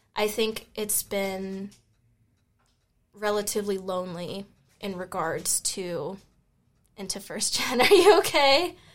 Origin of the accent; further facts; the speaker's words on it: Memphis, Tennessee, United States; I'm from Memphis, Tennessee